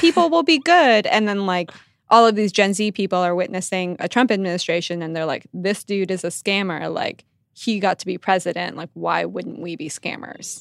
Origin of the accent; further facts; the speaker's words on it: Silicon Valley, California, United States; moved away; I'm from Silicon Valley, and my, I have a little brother who's in high school there